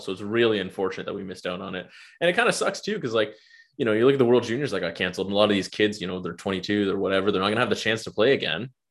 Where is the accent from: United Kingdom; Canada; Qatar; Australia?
Canada; as a Canadian hockey fan